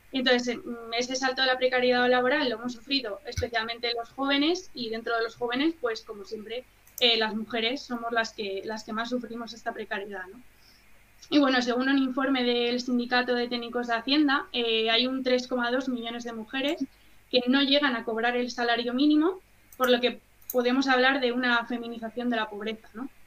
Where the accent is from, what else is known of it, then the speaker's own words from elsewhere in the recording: Madrid, Community of Madrid, Spain; Yo en concreto soy de Madrid